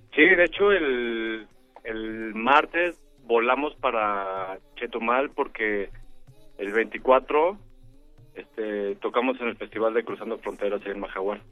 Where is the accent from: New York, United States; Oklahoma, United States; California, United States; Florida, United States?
Oklahoma, United States; now in Mexico City, Mexico; yo soy de los Estados Unidos, de Oklahoma